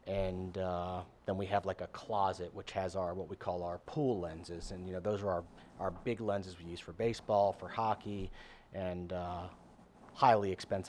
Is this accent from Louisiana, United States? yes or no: yes; New Orleans, Louisiana, United States; New Orleans. Yeah, I grew up north.